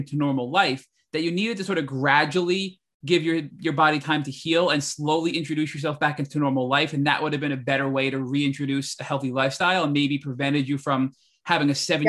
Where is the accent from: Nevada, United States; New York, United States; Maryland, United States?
New York, United States; So, no, but as a New Yorker and as a Westerner, we typically, I feel like, are brought up thinking Chinese medicine is sort of this woo-woo medicine